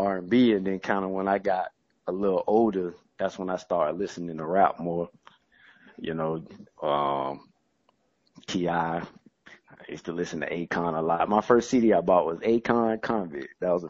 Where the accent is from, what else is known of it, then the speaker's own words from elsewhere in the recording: Jacksonville, Florida, United States; now in Tallahassee, United States; I'm from Duval.